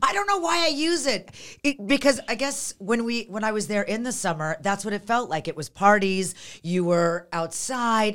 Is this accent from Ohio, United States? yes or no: no; Las Vegas, Nevada, United States; also born or lived in Montreal, Canada; I'm from, I grew up in Vegas. I was born in Montreal, Canada.